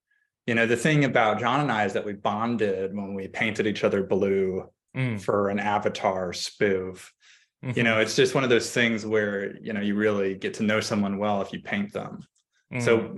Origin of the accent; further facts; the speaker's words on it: Myrtle Beach, South Carolina, United States; I grew up in Myrtle Beach.